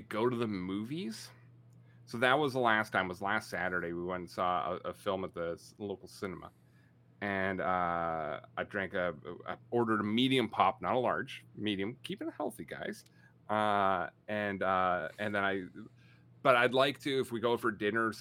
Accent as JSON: {"language": "English", "country": "Canada", "said": "I'm Canadian."}